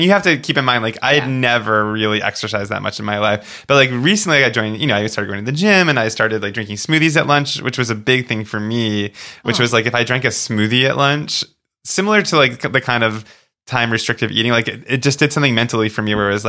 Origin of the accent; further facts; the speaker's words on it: Boca Raton, Florida, United States; also born or lived in Long Island, New York; Well, New York and then Boca Raton, Florida.